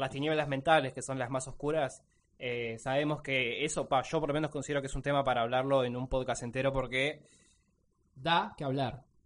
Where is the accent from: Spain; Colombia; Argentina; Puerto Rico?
Argentina; Mar del Plata, Buenos Aires Province; Somos de Mar Plata